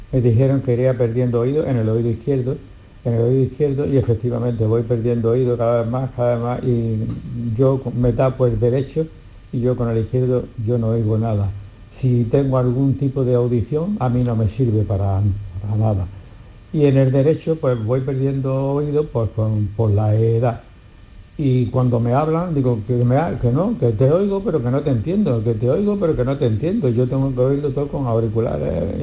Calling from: Granada, Andalusia, Spain; de Granada, tengo 77 años.

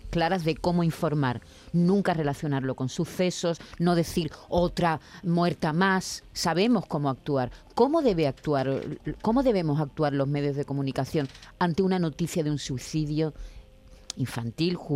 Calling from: Alcalá la Real, Andalusia, Spain; Hola, buenos días. … de Alcalá la Real.

